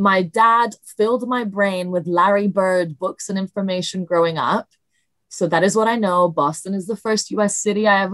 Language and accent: English; Milan, Lombardy, Italy; English is a second language; moved away as an adult; now in London, United Kingdom; I grew up in Italy, but I went to a British school in Italy